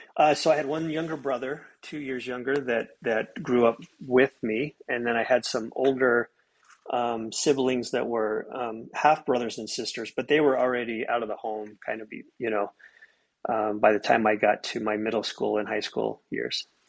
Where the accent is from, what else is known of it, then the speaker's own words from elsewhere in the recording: Soda Springs, Idaho, United States; moved away as an adult; also born or lived in Logan, Utah; now in Treasure Valley, Idaho, United States; I'm from a, a, a, small town in eastern Idaho, Soda Springs